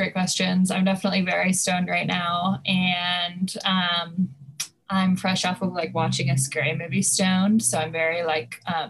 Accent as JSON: {"language": "English", "region": "California", "country": "United States", "tie": "born or raised there", "moved": "yes", "lives_now": "Brooklyn, United States", "said": "I grew up in California."}